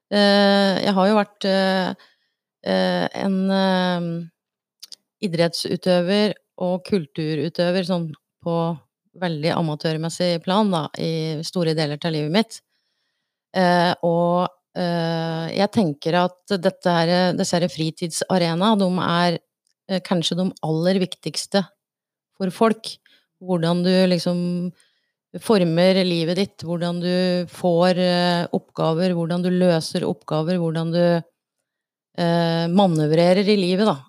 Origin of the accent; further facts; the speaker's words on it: Raufoss, Innlandet, Norway; jeg er jo fra Raufoss